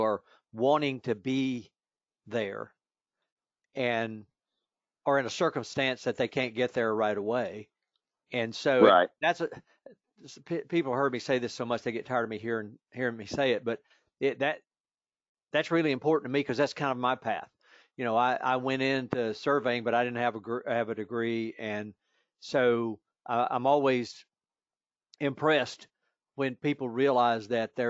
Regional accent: Virginia, United States; my home state of Virginia

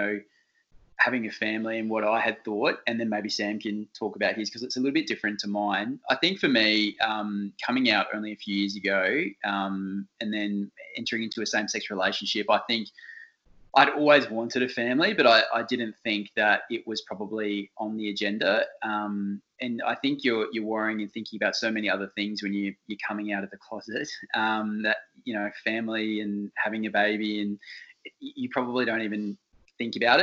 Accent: country town near Adelaide, South Australia, Australia; moved away as an adult; now in Melbourne, Australia; I'm originally from Adelaide. So born and bred in probably a country town just about an hour outside of the capital

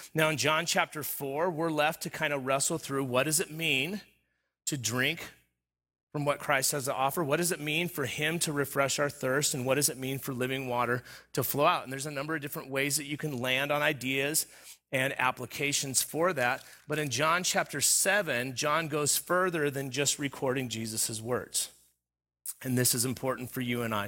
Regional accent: Southern California, United States; moved away; I grew up in Southern California. All of my formative years was, was in Southern California. Uh, not the beach, uh, but the desert

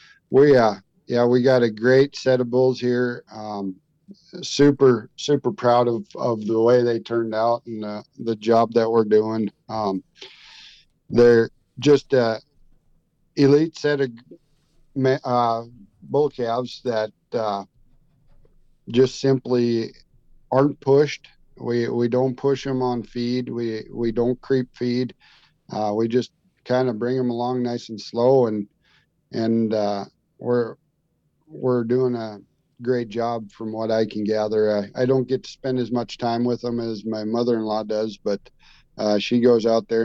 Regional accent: Minnesota, United States; now in New Salem, United States; I grew up actually in Minnesota and moved out west

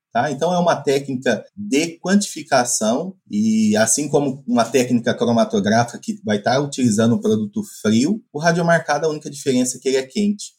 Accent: Mato Grosso, Brazil; moved away as an adult; also born or lived in Piracicaba, São Paulo; now in Viçosa, Brazil; sou mato-grossense

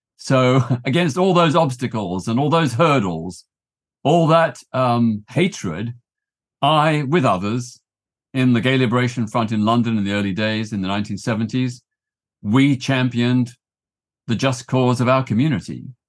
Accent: Melbourne, Victoria, Australia; now in United Kingdom; I grew up in Australia in the nineteen sixties

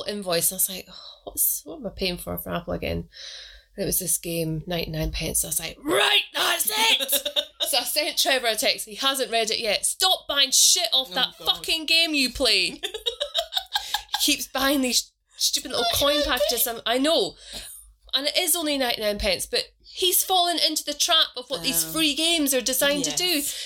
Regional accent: Scotland, United Kingdom; now in England; I'm from Scotland. I drink iron brew.

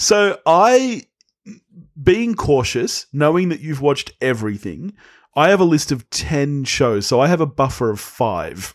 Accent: Australia; As Australians

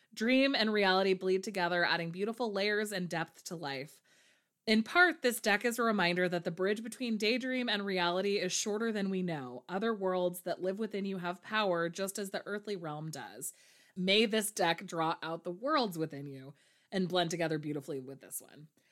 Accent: near Santa Cruz, California, United States; Santa Cruz, which is very close to my hometown

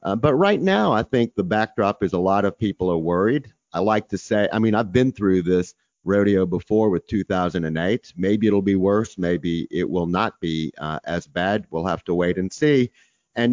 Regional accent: Texas, United States; I'm from Texas

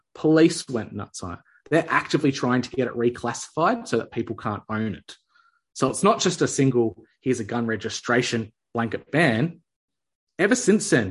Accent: Australia; as an Aussie

